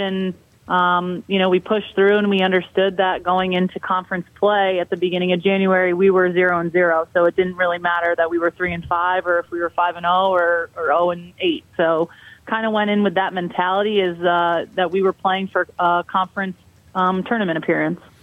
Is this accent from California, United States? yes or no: no; Albany, New York, United States; moved away as an adult; I'm originally from Albany, New York, and all my family is still there